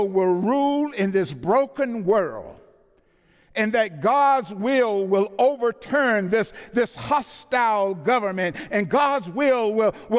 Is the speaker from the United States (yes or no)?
yes; the South, United States; I'm from the South.